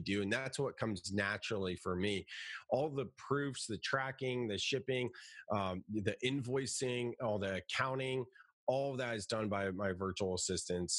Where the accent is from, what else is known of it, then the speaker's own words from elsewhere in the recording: Silicon Valley, California, United States; I'm from Silicon Valley